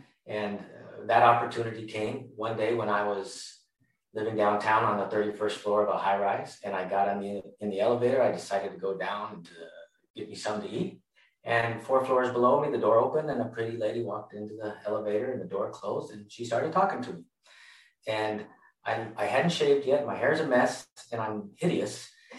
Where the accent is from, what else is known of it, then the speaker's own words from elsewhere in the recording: San Diego, California, United States; now in Seattle, United States; because I came from San Diego, right? And I'm back and forth.